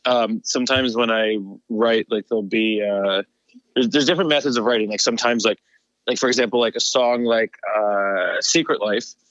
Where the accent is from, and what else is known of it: New Jersey, United States